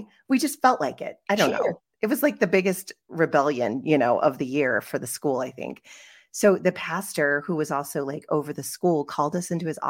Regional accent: West Virginia, United States; born there; And so I was born in West Virginia. So that's where I went to school. I went to Shepherd University, which was Shepherd College at the time

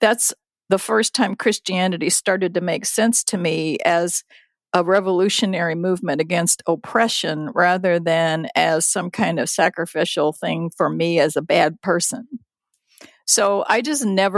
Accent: United States; also born or lived in Japan; came to the United States when I was six

